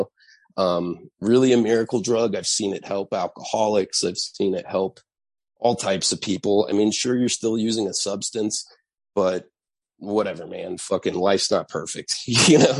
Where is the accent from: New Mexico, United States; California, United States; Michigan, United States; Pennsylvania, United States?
New Mexico, United States; Santa Fe; I had a solstice cactus growing up in Santa Fe